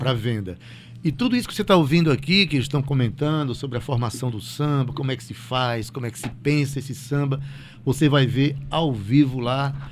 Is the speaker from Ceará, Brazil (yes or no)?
no; Itabaiana, Paraíba, Brazil; Como Sivuca, como Ratinho né, que são da minha cidade, Itabaiana